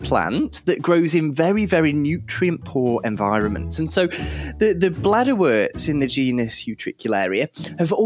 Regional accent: Cheshire, North West England, United Kingdom; I grew up reading something in Cheshire, which is where I grew up

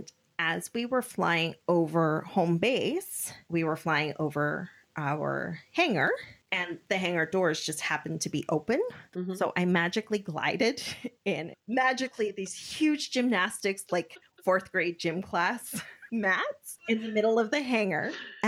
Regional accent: South Africa; born there; As you know, I was born in South Africa.

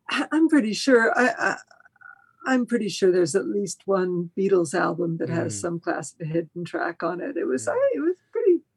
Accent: Spain; born there; first language Spanish; English is a second language; also born or lived in France; my father was Spanish, and I was born in Spain, and I it, I did start out speaking Spanish before English

